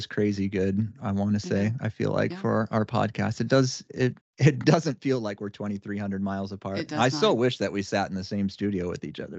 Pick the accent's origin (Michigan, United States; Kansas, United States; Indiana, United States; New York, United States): Indiana, United States; accent: Indiana accent; If anybody can't tell from the way that I slur words that I'm from Indiana.